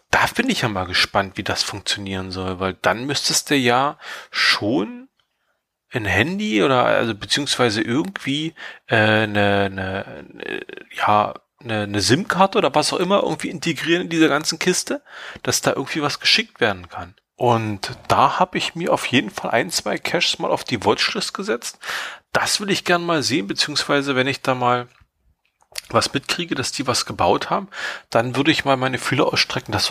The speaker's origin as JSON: {"language": "German", "region": "East Germany", "country": "Germany", "said": "gerade als Ostdeutscher mit irgendwie so Sowjet-Vergangenheit, DDR-Vergangenheit, kennt man das."}